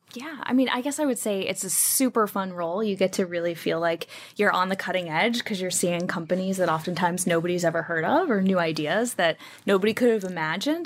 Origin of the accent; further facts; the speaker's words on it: United States; also born or lived in New Jersey / Wheeling, West Virginia / Washington, D.C. area; now in Pacific Northwest, United States; grew up in, uh, New Jersey and Wheeling, West Virginia.